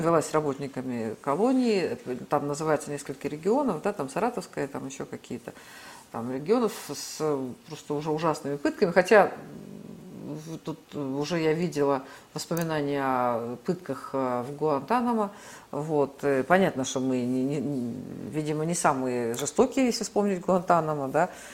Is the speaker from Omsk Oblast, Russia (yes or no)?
yes; Omsk, Omsk Oblast, Russia; now in Moscow, Russia; я вот из Омска, да, это был крупнейший сибирский промышленный центр